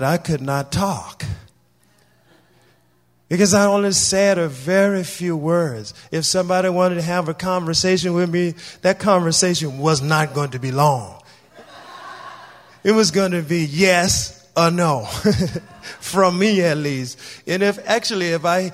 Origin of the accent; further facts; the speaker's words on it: Louisiana, United States; I am originally from the South in Louisiana. I was born and raised there